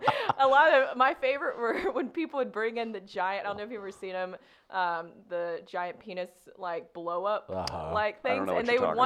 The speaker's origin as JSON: {"language": "English", "region": "the South", "country": "United States", "accent": "Southern", "said": "I worked so hard to get rid of my Southern accent."}